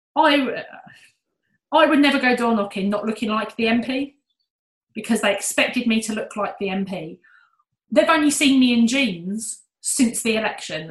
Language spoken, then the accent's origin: English; United Kingdom; we're British